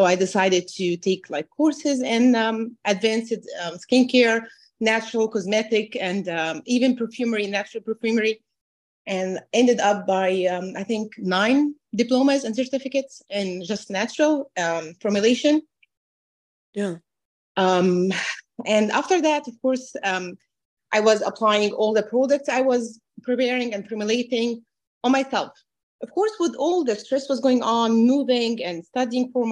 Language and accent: English; Egypt; moved away as an adult; also born or lived in New Jersey, United States; now in United States; I'm originally from Egypt. I moved with my husband and two daughters